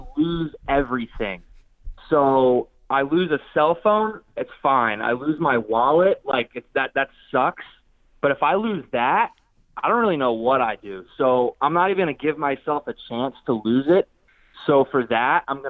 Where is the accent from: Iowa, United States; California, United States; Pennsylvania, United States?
Pennsylvania, United States; now in Florida, United States; I grew up in Pennsylvania, so I'm a Northeast kid